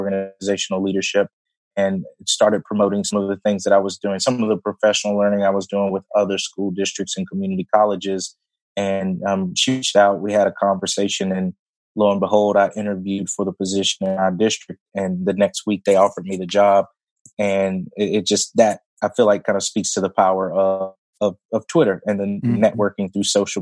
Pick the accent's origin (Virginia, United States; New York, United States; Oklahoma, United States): Virginia, United States; Martinsville; moved away as an adult; also born or lived in Hampton, Virginia / Blacksburg, Virginia; now in North Carolina, United States; born and raised in a small town in Virginia called Martinsville.